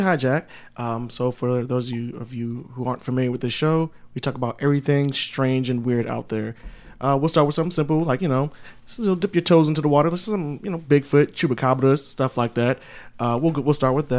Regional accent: Baltimore, Maryland, United States; moved away; I'm originally from Baltimore

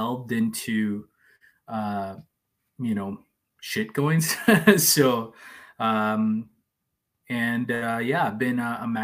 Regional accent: El Salvador; first language Spanish; English is a second language; also born or lived in Canada; like Salvadorans, we, most of us speak Spanish, and, you know, that's our first language

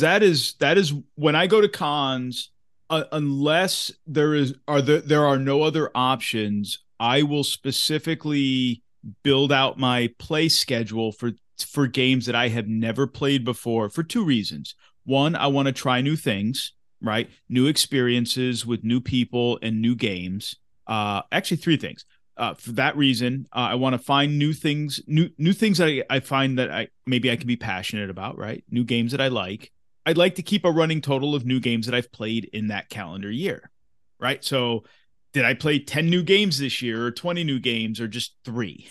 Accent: Massachusetts, United States; where I grew up in Massachusetts.

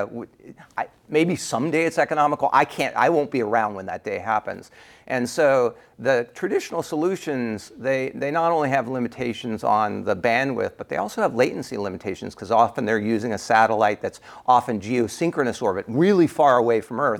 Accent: United States; accent: American; my American accent

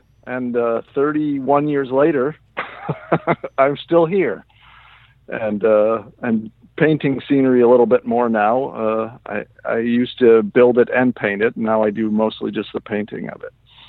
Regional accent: Midwest, United States; moved away as an adult; now in New York City, United States; I grew up in the Midwest, and I was actually grew up in a, strangely enough, a theater family. Both my folks were in the professional theater outside of Chicago.

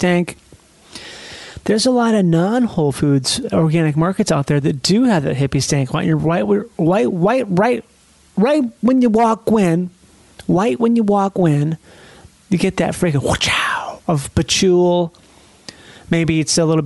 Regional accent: Minnesota, United States; moved away; I'm from Minnesota

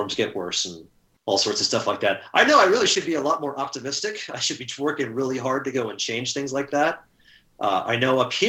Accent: Southern California, United States; moved away as an adult; now in Seattle, United States; I was born and raised and educated in Southern California, and really kind of stayed in the same 20, 30 mile radius for most of my life.

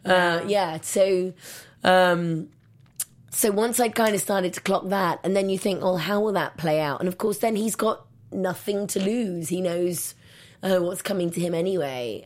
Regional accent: England, United Kingdom; moved away; I'm from England

